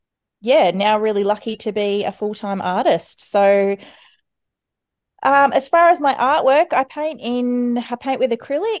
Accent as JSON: {"language": "English", "town": "Broken Hill", "region": "New South Wales", "country": "Australia", "tie": "born or raised there", "moved": "as an adult", "lives_now": "Warrnambool, Australia", "said": "So I'm a country kid. I'm originally from Broken Hill. So I grew up in the desert and loving the heat. So it's been a real shock to the system moving here and adjusting to the climate because it's always so cold."}